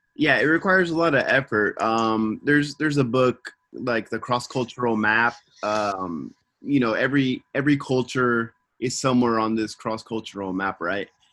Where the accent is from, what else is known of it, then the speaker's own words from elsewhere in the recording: Simi Valley, California, United States; now in Tokyo, Japan; I'm from Simi Valley, California, and I'm living in Tokyo